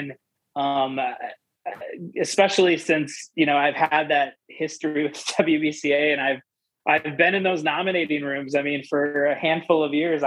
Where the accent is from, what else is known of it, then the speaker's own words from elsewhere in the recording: North Fond du Lac, Wisconsin, United States; I'm from North Fond du Lac